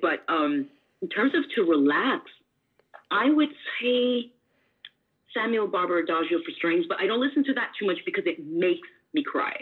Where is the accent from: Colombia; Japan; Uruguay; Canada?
Canada; now in Washington, United States; I'm Canadian